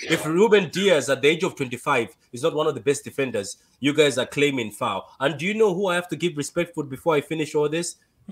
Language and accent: English; Malawi; English is a second language; am from Malawi